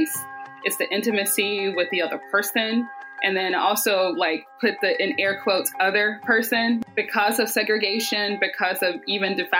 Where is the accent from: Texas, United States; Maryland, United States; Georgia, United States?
Georgia, United States; Southwest DeKalb; I grew up here in Georgia. We'll start there. I was born at Georgia Baptist. So I grew up in Southwest DeKalb.